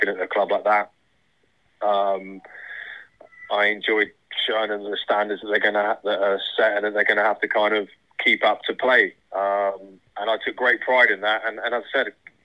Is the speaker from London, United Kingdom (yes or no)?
no; Bournemouth, South West England, United Kingdom; work for my hometown club